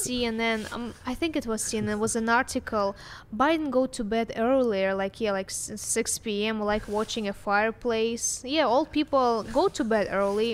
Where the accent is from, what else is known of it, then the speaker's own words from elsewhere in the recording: Russia; English is a second language; now in United States; I came from Russia